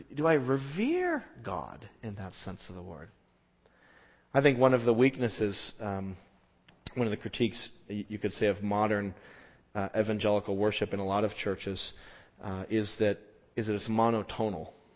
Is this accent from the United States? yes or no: yes; Southwest, United States; we grew up in the Southwest